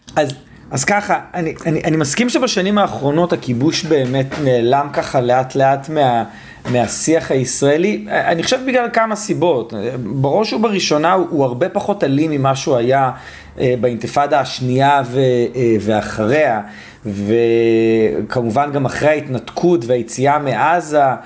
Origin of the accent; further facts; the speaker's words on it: Israel; כל מי שגדל על אותו סולם ערכים שאני גדלתי אה, במדינת ישראל